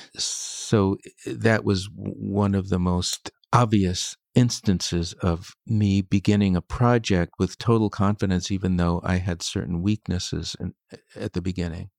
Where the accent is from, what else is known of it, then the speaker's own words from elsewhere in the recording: United States; I'm an American